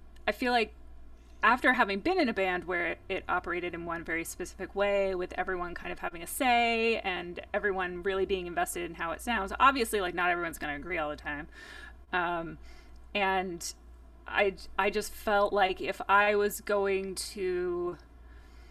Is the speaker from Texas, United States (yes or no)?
no; New Jersey, United States; growing up in New Jersey